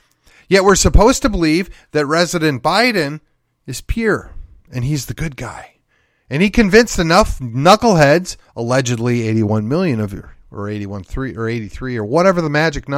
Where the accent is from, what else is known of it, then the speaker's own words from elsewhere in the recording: Texas, United States; At this point, as a Texan, and I'm kind of like, you can keep it.